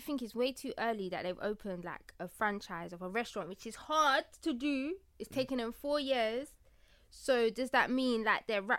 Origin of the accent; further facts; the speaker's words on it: United Kingdom; born and bred UK.